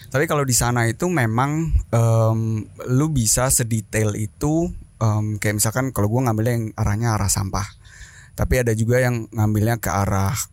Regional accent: Indonesia; moved away as an adult; now in Germany; Kenalin semuanya … Um, gua asli Indonesia.

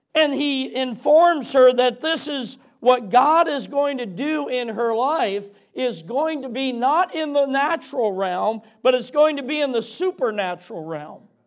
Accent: Michigan, United States; moved away; I'm from Michigan originally

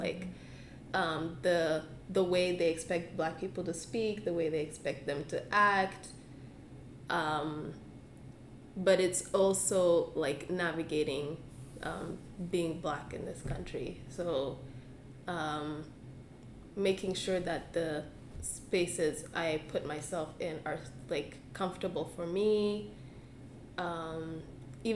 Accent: Uganda; now in Canada; I'm from Uganda, yeah. And, like, I mean, my whole background, like, everything growing up in Uganda, that's me

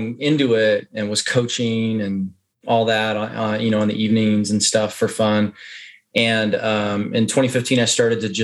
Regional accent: Texas, United States; I'm from Texas

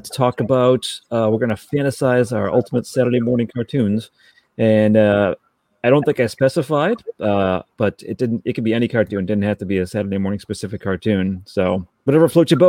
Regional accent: Massachusetts, United States; I'm being from Massachusetts. My sport of choice growing up was Kendleton bowling

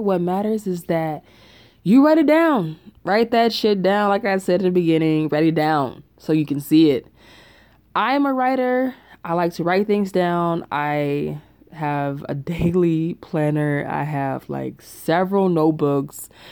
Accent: Chattanooga, Tennessee, United States; moved away as an adult; now in Atlanta, United States; I'm from Chattanooga, Tennessee.

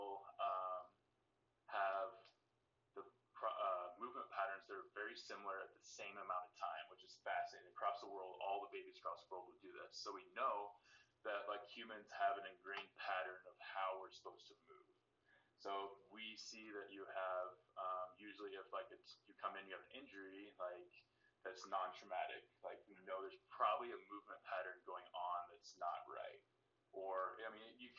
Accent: Decatur, Nebraska, United States; moved away as an adult; also born or lived in Lincoln, Nebraska / Kansas City / Columbia, Missouri; now in Wichita, United States; Grew up in a small town, Decatur, Nebraska, just north of Omaha

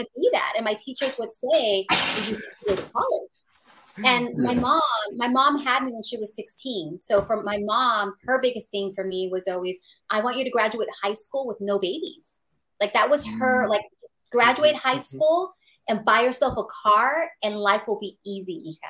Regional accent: San Francisco, California, United States; I was born and raised in the San Francisco Mission District

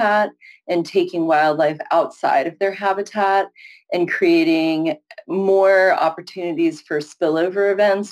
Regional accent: San Francisco Bay Area, California, United States; also born or lived in Syracuse, New York; I live in San Francisco. I'm from the San Francisco Bay Area

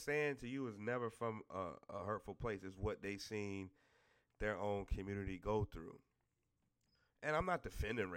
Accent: the South, United States; I'm from the South

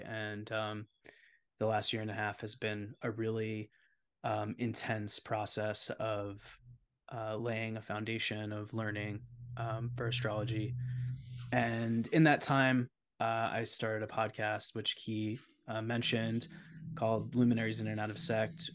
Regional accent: New York City, New York, United States; moved away; I'm born and raised in New York City, and I just moved back here

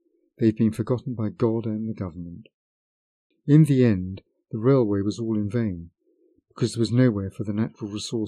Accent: Novochonka, Irkutsk Oblast, Russia; I was born in the Irkutsk region in a small village called Novochonka. The area is known best for Lake Baikal, but I didn't live close enough to spend time there as a child.

